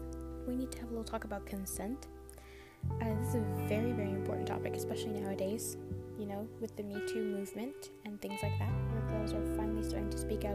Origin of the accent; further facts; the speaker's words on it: Ontario, Canada; I'm from Canada, I'm from Ontario